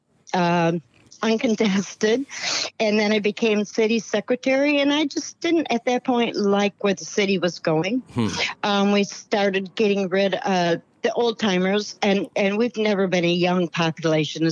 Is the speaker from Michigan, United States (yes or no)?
yes; Kalamazoo, Michigan, United States; moved away as an adult; now in Quintana, United States; I was from Kalamazoo, Michigan.